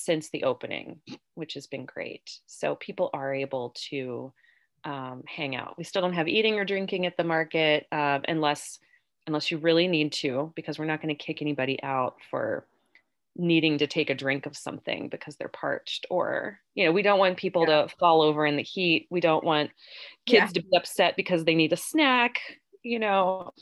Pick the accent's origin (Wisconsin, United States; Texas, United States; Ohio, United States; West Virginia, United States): West Virginia, United States; Parkersburg; also born or lived in Davisville, West Virginia; I grew up in and around Parkersburg